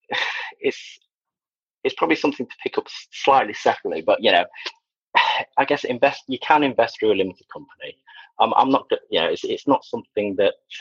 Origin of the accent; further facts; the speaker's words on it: Sheffield, Yorkshire and the Humber, United Kingdom; also born or lived in Liverpool / Wigan / Preston; now in Worcestershire, United Kingdom; I'm actually from Yorkshire originally.